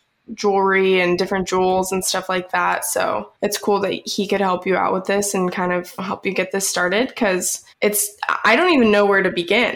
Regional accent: Georgia, United States; Brooke and I grew up in Georgia together

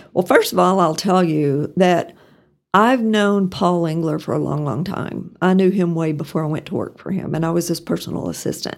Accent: Pampa, Texas, United States; moved away as an adult; also born or lived in Norman, Oklahoma; now in Amarillo, United States; I grew up in Pampa, And I guess to some extent, I'm still a harvester at heart

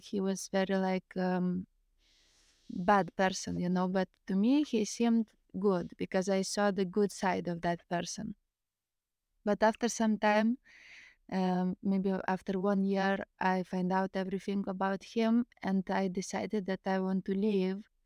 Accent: Lithuania; English is a second language; also born or lived in Greece; I'm from Lithuania

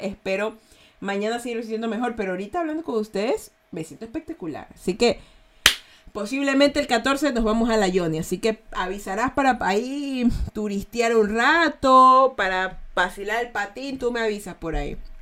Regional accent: Guayaquil, Guayas, Ecuador; accent: Guayaquileño; Yo soy de Guayaquil, ¿ya? Los guayaquileños tenemos un acento a malandros

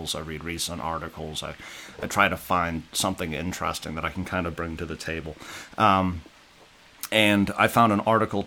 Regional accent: the South, United States; moved away; I'm from the South

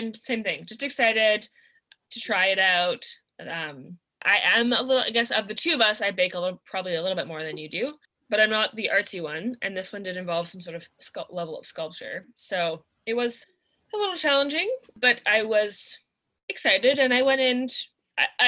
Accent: Vancouver, British Columbia, Canada; we grew up in the Vancouver area

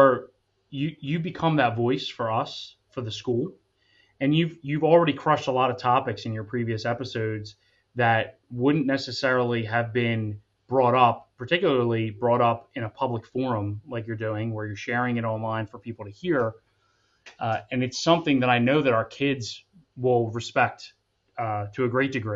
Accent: Atco, New Jersey, United States; I was raised in a white household. I grew up in Akko, which is primarily white.

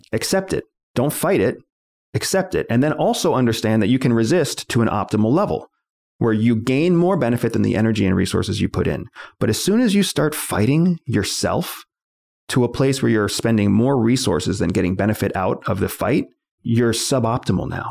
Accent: United States; I was born in this country

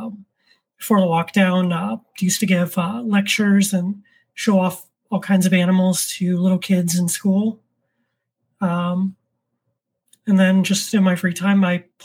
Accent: Orlando, Florida, United States; now in New York State, United States; I'm originally from Florida

